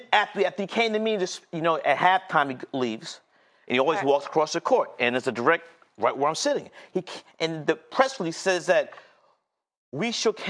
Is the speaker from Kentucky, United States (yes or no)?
no; New York City, New York, United States; I grew up in Fort Greene, Brooklyn